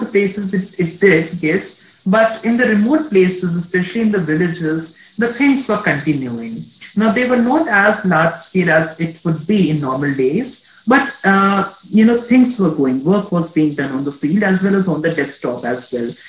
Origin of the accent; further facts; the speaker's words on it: India; I'm just an Indian. I am an Indian